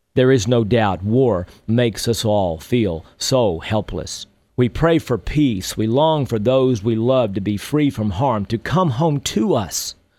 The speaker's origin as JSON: {"language": "English", "region": "Texas", "country": "United States", "tie": "born or raised there", "said": "When I was a young boy growing up in Texas"}